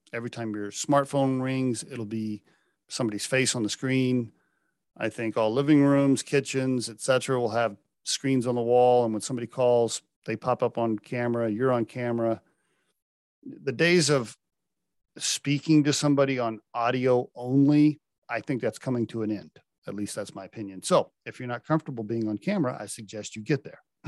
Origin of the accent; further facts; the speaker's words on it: Oklahoma, United States; I, I grew up in Oklahoma